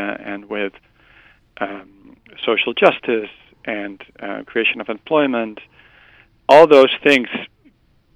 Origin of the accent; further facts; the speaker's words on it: Netherlands; I'm from the Netherlands